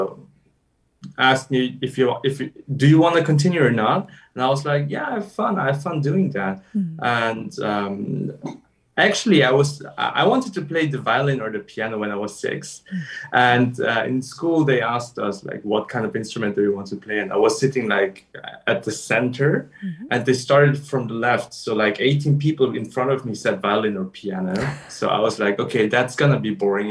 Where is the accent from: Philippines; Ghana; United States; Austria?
Austria; Vienna; I was born and raised in Vienna, Austria